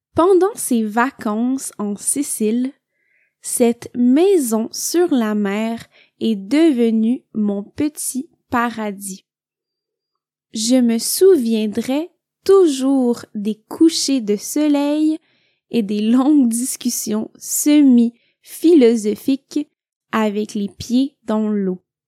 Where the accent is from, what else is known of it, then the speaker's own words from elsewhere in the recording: Montreal, Quebec, Canada; now in Italy; je viens du Québec.